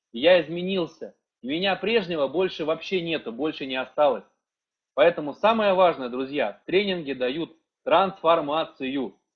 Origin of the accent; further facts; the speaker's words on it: Saint Petersburg, Russia; Я сам из Санкт-Петербурга, а, я летал сам в Киев, проходил там тренинг